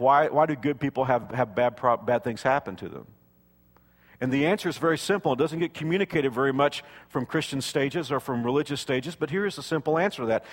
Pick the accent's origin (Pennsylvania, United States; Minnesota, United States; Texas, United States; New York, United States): Texas, United States; South; When I was a kid growing up in South Texas